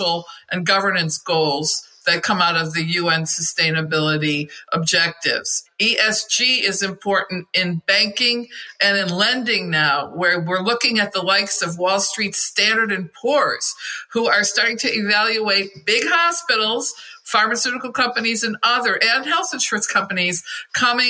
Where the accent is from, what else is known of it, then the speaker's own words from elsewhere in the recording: Michigan, United States; Flint in my home state of Michigan